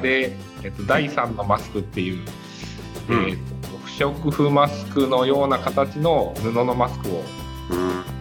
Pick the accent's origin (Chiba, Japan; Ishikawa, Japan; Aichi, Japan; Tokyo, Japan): Ishikawa, Japan; Kanazawa; 金沢で生まれて、